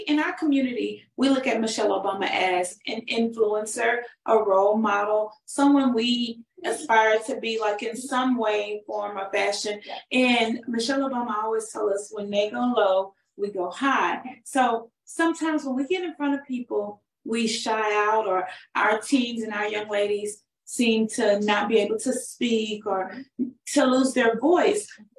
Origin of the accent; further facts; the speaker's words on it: Houston, Texas, United States; Yes, right. Yes. In Houston, Texas.